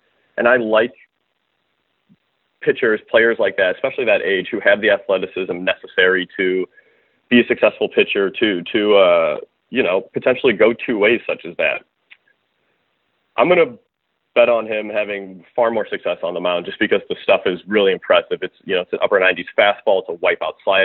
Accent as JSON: {"language": "English", "town": "Chicago", "region": "Illinois", "country": "United States", "tie": "born or raised there", "said": "I grew up in the Chicagoland area"}